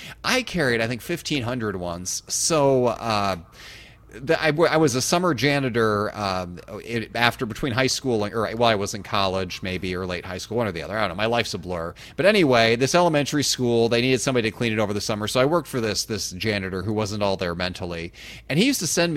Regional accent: Illinois, United States; moved away as an adult; now in Indiana, United States; I grew up in Illinois

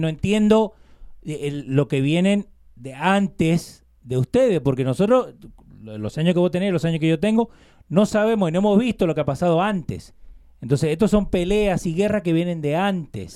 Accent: Argentina; Yo nací en Argentina, soy argentino.

